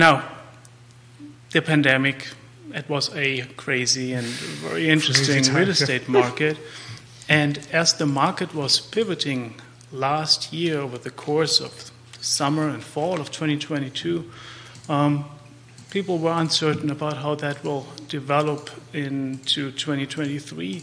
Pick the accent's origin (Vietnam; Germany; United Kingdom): Germany; accent: German; English is a second language; moved away as an adult; now in Charlottesville, United States; I'm from Germany. You can probably tell by the accent.